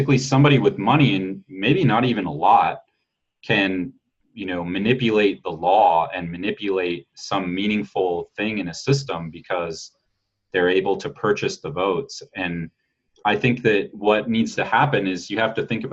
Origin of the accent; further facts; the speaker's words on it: United States; being an American